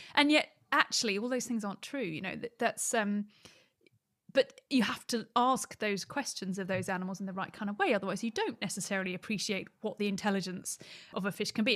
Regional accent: Surrey, South East England, United Kingdom; I grew up in Surrey for most of my younger years, so nowhere near the ocean, really

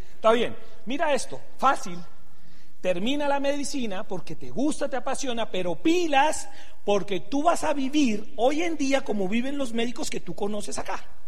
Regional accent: Venezuela; also born or lived in Santander, Colombia; now in Colombia; Soy venezolano, tengo cédula venezolana

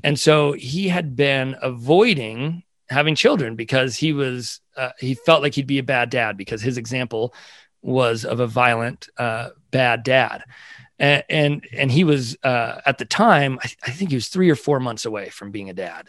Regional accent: California, United States; also born or lived in Brockton, Massachusetts; we moved to California when I was two years old, so I've spent, uh, my entire life out here

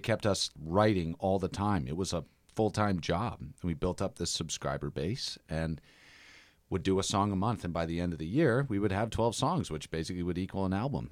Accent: Dennis, Massachusetts, United States; moved away; also born or lived in Oakland; I'm from Dennis.

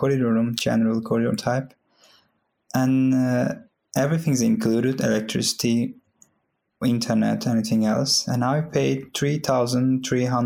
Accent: Turkey; also born or lived in Istanbul, Turkey; now in Linköping, Sweden; I'm from Turkey. I was living in Istanbul.

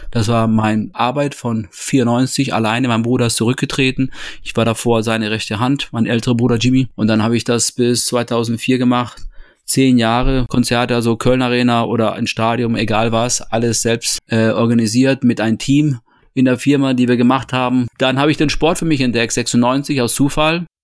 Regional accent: Toledo, Castilla-La Mancha, Spain; born there; Ich bin geboren 72 in Spanien, in Toledo.

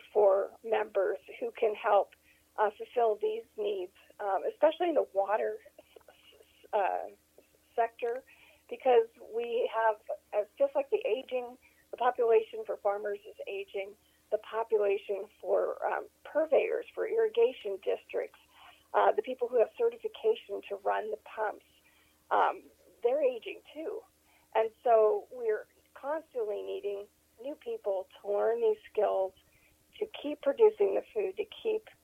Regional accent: Pennsylvania, United States; moved away as an adult; also born or lived in Wiesbaden, Germany / California / Tennessee / New York; now in Texas, United States; We went back to near our family farm in Pennsylvania and basically grew up in that area

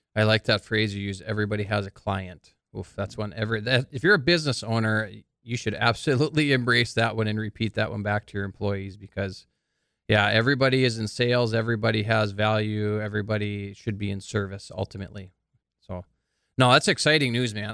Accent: Carrington, North Dakota, United States; Michael and I are actually from the same hometown, Carrington, North Dakota.

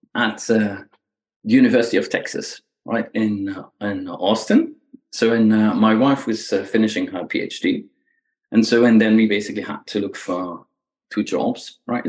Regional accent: Belgium; English is a second language; moved away; I grew up in Belgium, right? So that's where where the, the accent comes from.

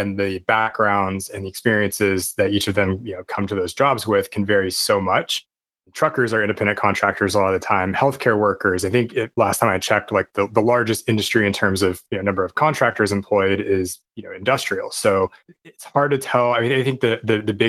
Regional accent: Portland, United States; also born or lived in San Francisco / Los Angeles / Chicago / Washington, D.C.; now in Honolulu, United States; I was born and raised in Portland.

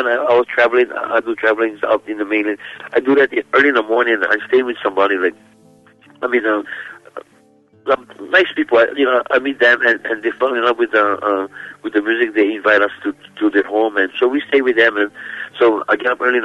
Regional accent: Kalapana, Hawaii, United States; As I was growing up in Kalapana

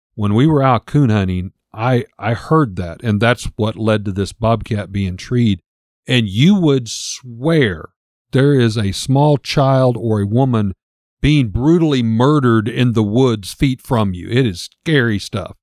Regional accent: the Ozarks, Missouri, United States; we grew up in Missouri

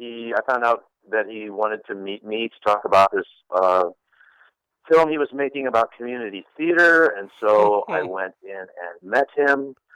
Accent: Chicago, Illinois, United States; moved away as an adult; also born or lived in Ohio; now in Los Angeles, United States; I grew up in Chicago. And watched Chicago Second City. I grew up loving sketch and improv and going down there as much as my family would allow us to do because we lived in the suburbs.

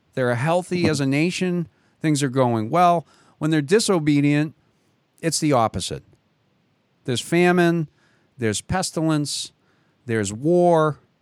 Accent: Boston, Massachusetts, United States; I grew up in Boston

